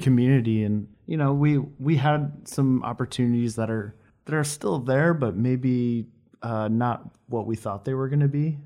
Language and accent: English; Saint Paul, Minnesota, United States; moved away as an adult; also born or lived in Ohio / Omaha / Kansas City; now in Los Angeles, United States; I'm from Saint Paul